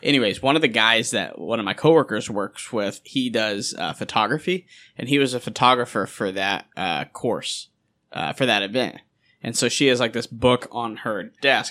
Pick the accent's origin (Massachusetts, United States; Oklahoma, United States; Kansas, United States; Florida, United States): Kansas, United States; I'm from Kansas